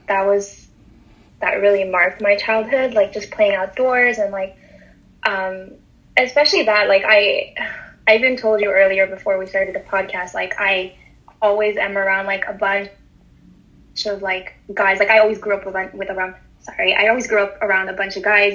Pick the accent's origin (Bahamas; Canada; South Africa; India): Canada; Montreal, Quebec; I'm from Montreal in Canada, born and raised.